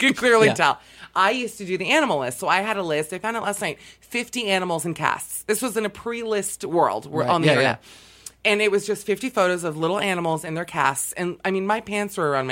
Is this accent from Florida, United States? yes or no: yes; Miami, Florida, United States; my hometown of Miami, Florida